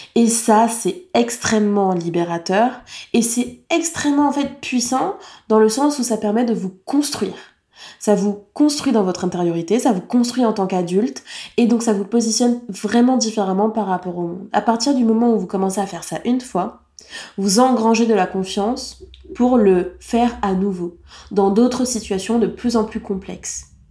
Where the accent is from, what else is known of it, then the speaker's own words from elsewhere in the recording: France; En tant que française